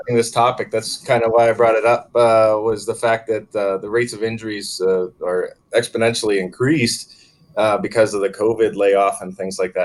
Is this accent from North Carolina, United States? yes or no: no; Pennsylvania, United States; moved away; I'm from Pennsylvania